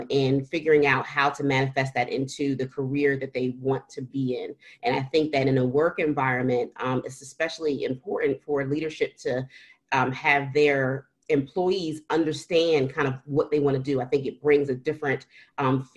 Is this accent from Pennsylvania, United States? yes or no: yes; Philadelphia, Pennsylvania, United States; I'm a Philadelphian. I was born and raised in Philadelphia.